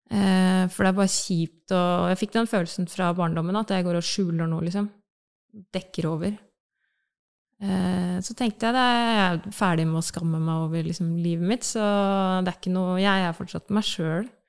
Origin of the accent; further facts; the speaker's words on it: Bamble, Telemark, Norway; now in Oslo, Norway; jeg kommer fra Telemark, fra Bamble i Telemark. Eh, har eh, vokst opp